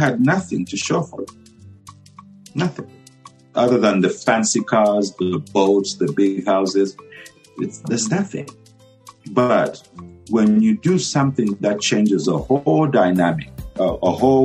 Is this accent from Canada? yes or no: no; Luwingu, Luapula Province, Zambia; moved away as an adult; also born or lived in Botswana / Sacramento, United States; now in United States; Luwungu, Lwapula Province. That's where I'm from.